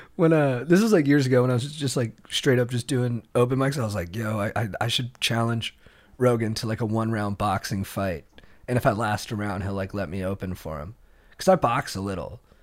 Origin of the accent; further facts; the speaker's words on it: Orange County, California, United States; I grew up in Orange County